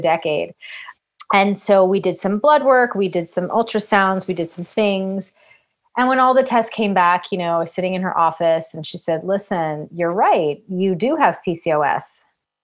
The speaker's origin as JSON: {"language": "English", "region": "Massachusetts", "country": "United States", "tie": "born or raised there", "said": "I grew up in Massachusetts"}